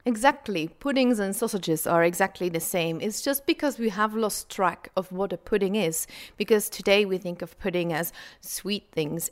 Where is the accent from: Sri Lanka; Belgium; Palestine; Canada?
Belgium; Flanders; I'm from Belgium, from Flanders, the Dutch-speaking area of Belgium.